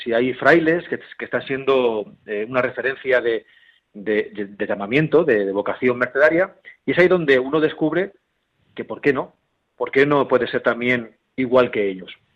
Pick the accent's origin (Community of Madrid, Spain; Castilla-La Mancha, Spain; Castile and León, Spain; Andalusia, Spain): Castilla-La Mancha, Spain; Herencia; en mi pueblo, ahí es un pueblo, como bien has dicho, de la zona de, La Mancha, Ciudad Real, Herencia